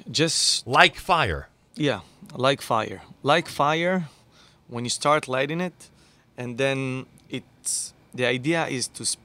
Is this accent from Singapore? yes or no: no; Israel; moved away as an adult; now in Miami, United States; I came here in the winter. I said, "Oh no, no, it's too cold for me because I'm, you know, I came from Israel, which is not too cold."